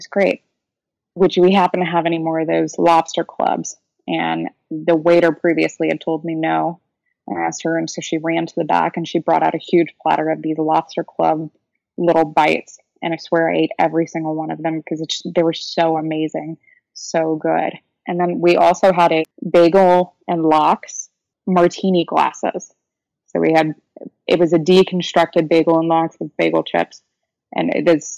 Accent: Louisiana, United States; I'm from Louisiana

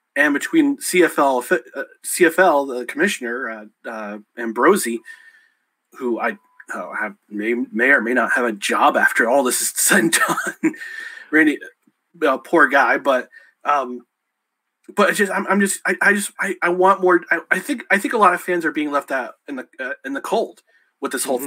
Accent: New York, United States; also born or lived in New Jersey; i was born in New Jersey. I moved up to New York. Moved up to New York when I was seven years old

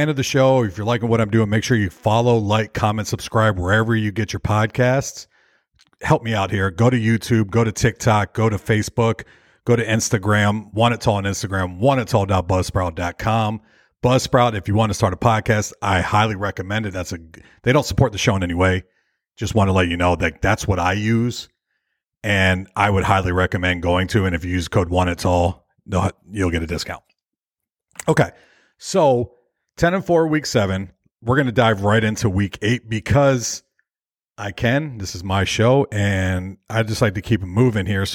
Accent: Tampa, Florida, United States; my hometown Tampa Bay Buccaneers

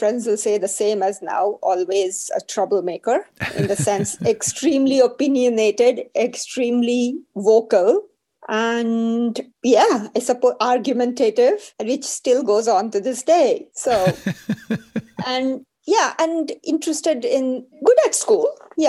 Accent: India; Well, I was one of the very fortunate ones. My family was, shall I say, middle class. My dad worked in the railways, so we traveled a lot. We moved every 2 years.

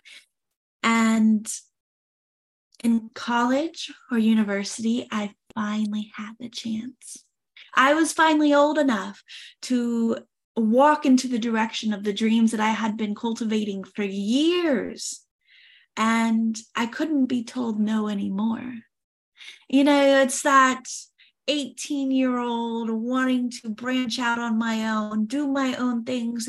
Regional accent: Oklahoma, United States; I was born and raised in Oklahoma

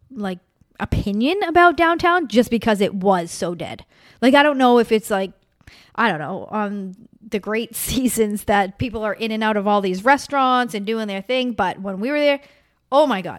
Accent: East Coast, United States; I but we're also from the East Coast, so we get it.

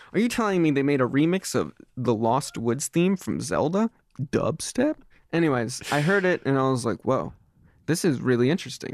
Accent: Reading, Pennsylvania, United States; I'm from Reading, Pennsylvania

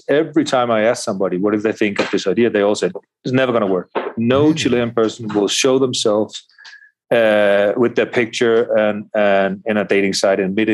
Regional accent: Denmark; now in Colombia; I myself, from Denmark

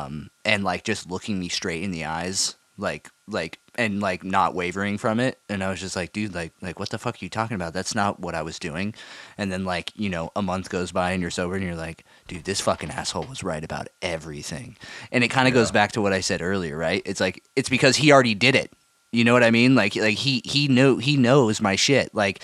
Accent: California, United States; Oh, dude, I'm from California, bro. You don't fucking know me.

